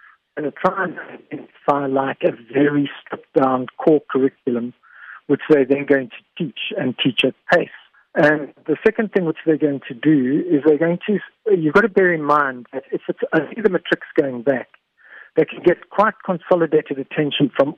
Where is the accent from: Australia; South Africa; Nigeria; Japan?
South Africa